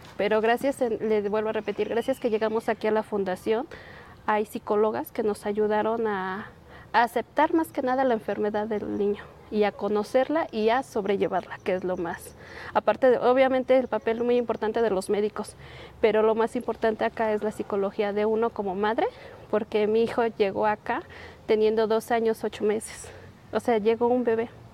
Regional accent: Tlachichuca, Puebla, Mexico; moved away as an adult; now in Mexico City, Mexico; somos del municipio de Tlachichuca, de un pueblito de San Francisco Independencia

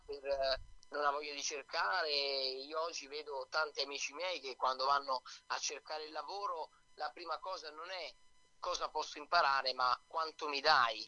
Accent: Milan, Lombardy, Italy; io ho i genitori che sono napoletani, ma sono proprio nato qua a Milano io

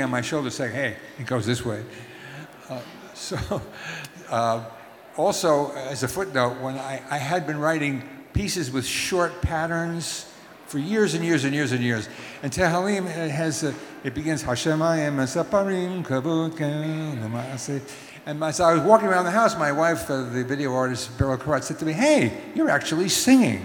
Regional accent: United States; I'm also an American

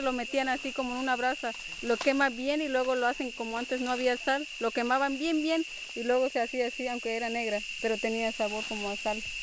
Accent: Nahá, Chiapas, Mexico; moved away as an adult; now in Chajul, Mexico; Soy originaria La Candona Maya y yo nací en Naja, que es parte de Mesaboc, que son, que es la zona este, la Candona

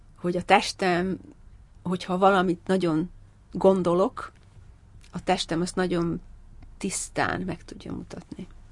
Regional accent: Hungary; moved away as an adult; now in London, United Kingdom; magyar vagyok

